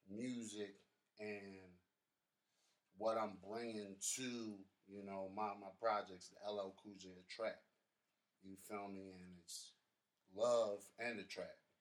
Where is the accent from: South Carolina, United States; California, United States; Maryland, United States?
Maryland, United States; Baltimore; born or raised there